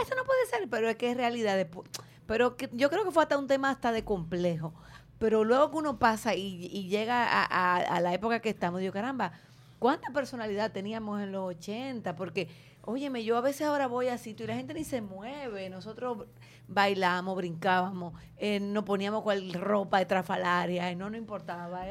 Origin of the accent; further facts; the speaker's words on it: Santo Domingo, Distrito Nacional, Dominican Republic; Yo me crié en Ciudad Nueva, pero yo estudiaba en Gascue